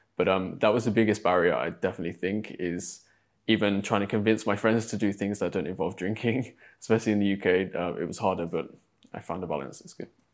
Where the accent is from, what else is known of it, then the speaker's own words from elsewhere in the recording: Exeter, South West England, United Kingdom; moved away as an adult; also born or lived in London; back in my hometown, there's I think, one mosque in Exeter where I grew up